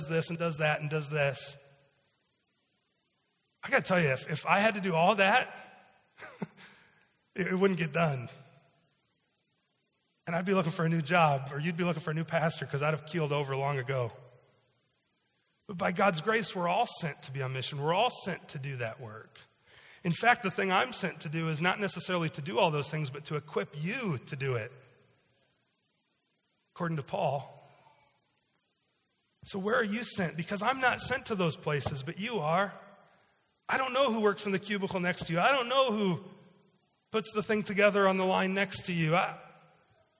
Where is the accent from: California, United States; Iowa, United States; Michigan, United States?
Iowa, United States; moved away as an adult; also born or lived in Chicago / Ames; now in Milford, United States; I grew up in Iowa, I went to school in Chicago and in Ames